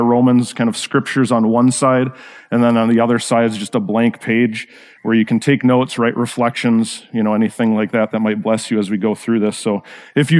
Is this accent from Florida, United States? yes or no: no; Rochester, Minnesota, United States; I grew up actually in Rochester, Minnesota